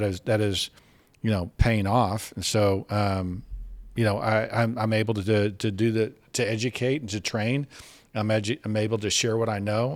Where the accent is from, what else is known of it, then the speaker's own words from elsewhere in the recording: Dallas, Texas, United States; now in Fort Worth, United States; I was from Dallas